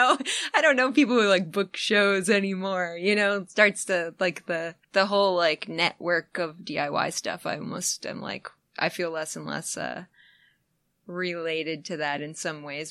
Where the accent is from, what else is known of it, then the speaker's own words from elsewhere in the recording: upstate New York, United States; moved away; also born or lived in the South (Athens, Georgia area); I'm actually from upstate New York